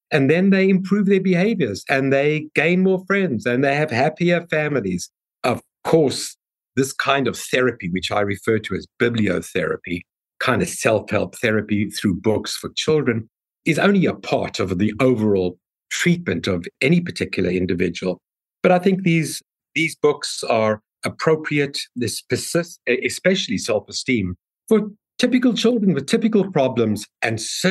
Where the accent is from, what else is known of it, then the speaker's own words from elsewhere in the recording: South Africa; moved away; my accent because I'm from South Africa